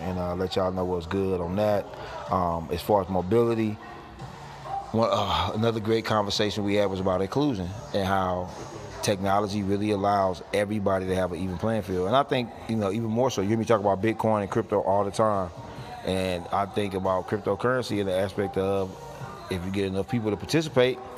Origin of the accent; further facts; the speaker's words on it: St. Louis, Missouri, United States; also born or lived in California; now in Los Angeles, United States; St. Louis is an old mob town.